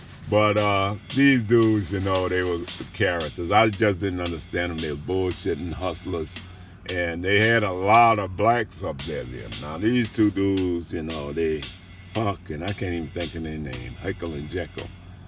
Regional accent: New Orleans, Louisiana, United States; moved away as an adult; also born or lived in Alaska; I'm from Louisiana. What part? I said, New Orleans.

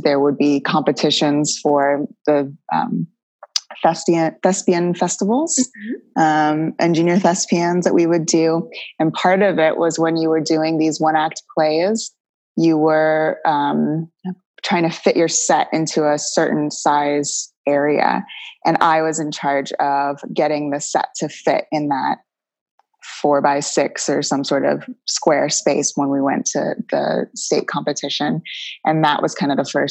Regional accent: St. Petersburg, Florida, United States; I grew up in St. Petersburg, Florida

